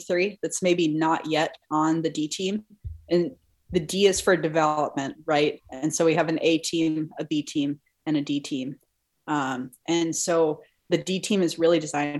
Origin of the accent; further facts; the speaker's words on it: Anchorage, Alaska, United States; I grew up in Anchorage